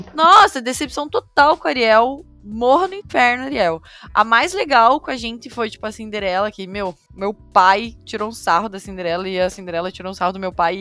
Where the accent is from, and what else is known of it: Brazil; now in United States